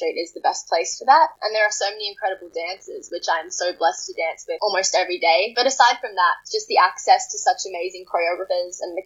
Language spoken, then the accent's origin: English; Wollongong, New South Wales, Australia; I'm actually from Wollongong, an hour and a half away